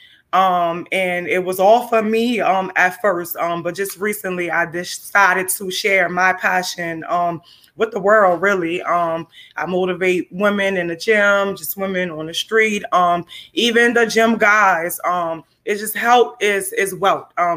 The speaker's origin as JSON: {"language": "English", "town": "New Orleans", "region": "Louisiana", "country": "United States", "tie": "born or raised there", "said": "I'm born and raised in New Orleans"}